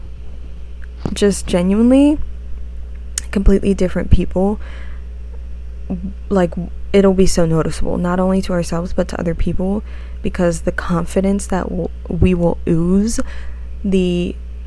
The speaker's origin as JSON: {"language": "English", "country": "United States", "accent": "American", "said": "my American way"}